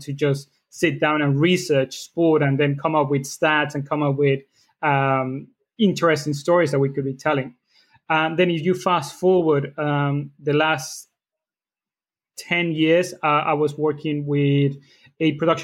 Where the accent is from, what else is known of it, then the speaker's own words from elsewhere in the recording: Mexico; moved away as an adult; now in United Kingdom; I am from Mexico